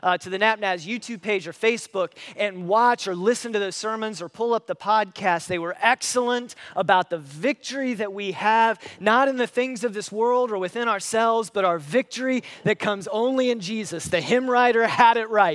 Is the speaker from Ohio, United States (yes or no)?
yes; Paulding County, Ohio, United States; moved away; I grew up in Paulding County. That's where I was born and raised.